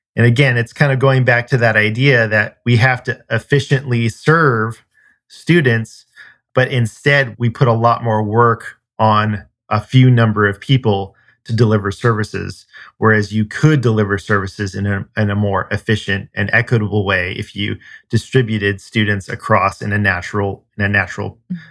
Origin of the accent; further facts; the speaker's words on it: California, United States; moved away; I'm originally from California